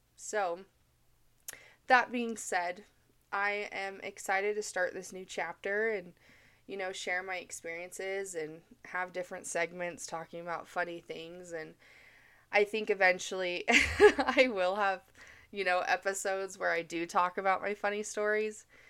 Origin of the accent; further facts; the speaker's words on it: Mesa, Arizona, United States; moved away as an adult; now in Utah, United States; I'm originally from Mesa, Arizona